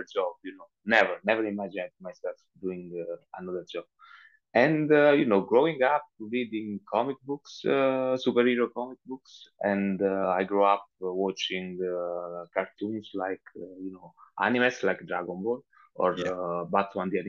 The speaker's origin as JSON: {"language": "English", "region": "Southern Italy", "country": "Italy", "second_language": "English", "said": "I'm from Italy, and I come from South Italy"}